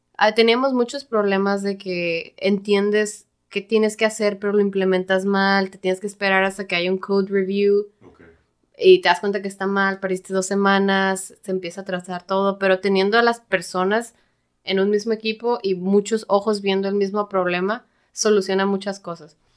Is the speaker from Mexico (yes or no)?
yes; Mexico; also born or lived in San Diego, United States; los mexicanos somos un poquito más cabroncitos